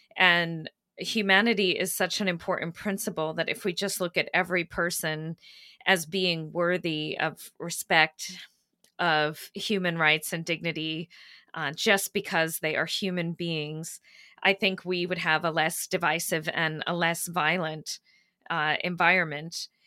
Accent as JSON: {"language": "English", "region": "Maine", "country": "United States", "tie": "born or raised there", "also_born_or_lived": "Kenya", "said": "I grew up in Maine, uh, which is where my mother comes from"}